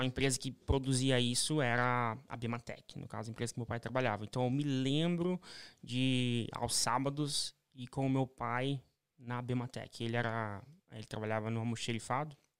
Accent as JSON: {"language": "Portuguese", "town": "Curitiba", "region": "Paraná", "country": "Brazil", "tie": "born or raised there", "also_born_or_lived": "São Paulo", "moved": "as an adult", "said": "paranaense. Nasci em ah, Curitiba, no Paraná"}